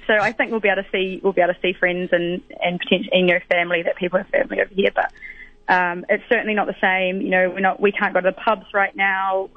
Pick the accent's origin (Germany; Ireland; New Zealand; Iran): New Zealand; West Otago; moved away as an adult; also born or lived in Invercargill, New Zealand; now in London, United Kingdom; I'm from West Otago, but I was last working in in Invercargill before I left and came over to London